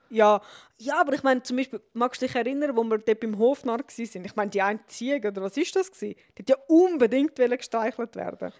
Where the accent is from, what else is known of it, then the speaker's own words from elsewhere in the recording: Switzerland; bei uns in der Schweiz